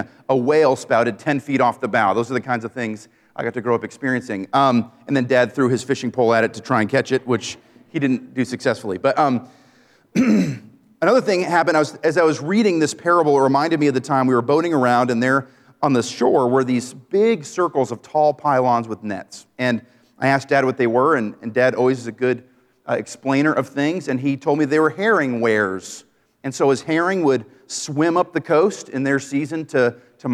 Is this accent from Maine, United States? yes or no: yes; Maine, United States; I grew up in Maine.